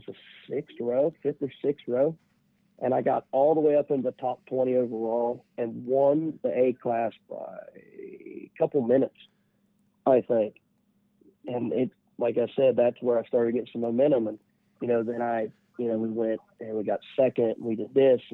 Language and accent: English; West Union, United States; everybody I grew up with around West Union